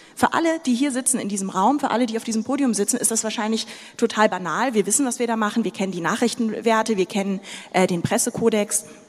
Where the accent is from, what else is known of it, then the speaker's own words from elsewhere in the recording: Sudan; now in Germany; Ich bin nicht in Deutschland geboren, ich bin im Sudan geboren